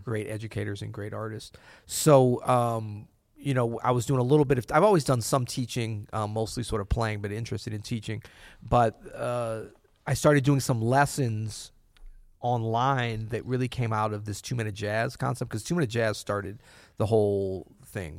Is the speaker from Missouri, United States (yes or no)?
yes; St. Louis, Missouri, United States; moved away as an adult; also born or lived in New Orleans; my wife and I grew up in Saint Louis